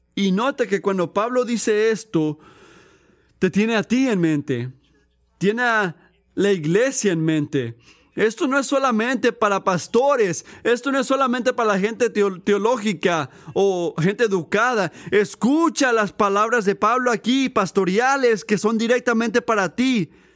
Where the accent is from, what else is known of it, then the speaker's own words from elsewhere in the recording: Puerto Rico; yo crecí en Puerto Rico